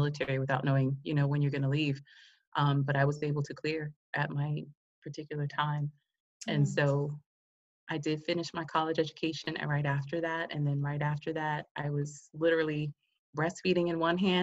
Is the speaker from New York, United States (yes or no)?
yes; New York City, New York, United States; moved away as an adult; also born or lived in Hawaii; I'm a girl from Queens, New York, and I ended up in Hawaii at 19 years old